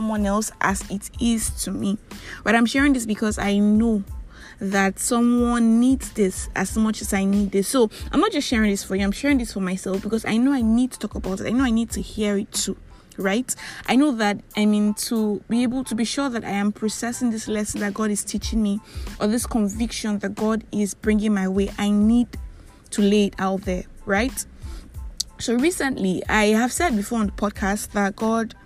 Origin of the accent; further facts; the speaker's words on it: Nigeria; I am that Nigerian Christian talkaholic